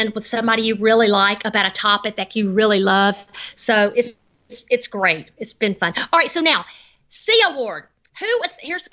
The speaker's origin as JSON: {"language": "English", "town": "Decatur", "region": "Georgia", "country": "United States", "tie": "born or raised there", "said": "where I was born and raised in Decatur, Georgia."}